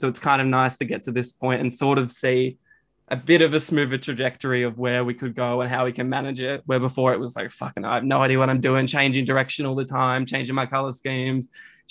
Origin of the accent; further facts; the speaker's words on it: Bendigo, Victoria, Australia; moved away as an adult; now in Melbourne, Australia; I moved up from Bendigo